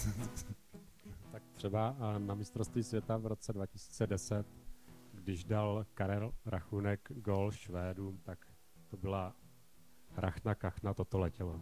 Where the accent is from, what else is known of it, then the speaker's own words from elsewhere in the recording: Ostrava, Moravian-Silesian Region, Czechia; to jsem já z Ostravy